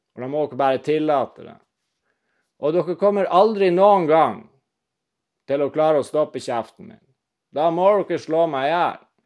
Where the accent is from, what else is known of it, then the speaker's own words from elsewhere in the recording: Northern Norway, Norway; jeg er nordlending